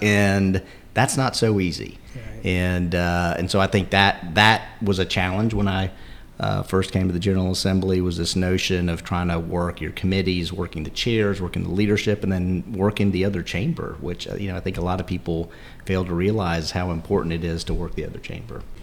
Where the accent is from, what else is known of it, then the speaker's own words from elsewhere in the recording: Fayetteville, North Carolina, United States; I grew up in Fayetteville.